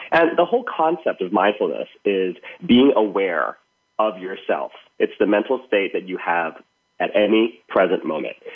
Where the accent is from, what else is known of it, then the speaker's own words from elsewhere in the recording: Thailand; moved away; growing up in Thailand